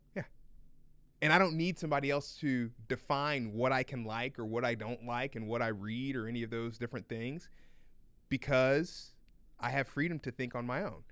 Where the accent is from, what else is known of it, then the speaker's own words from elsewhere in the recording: United States; as an American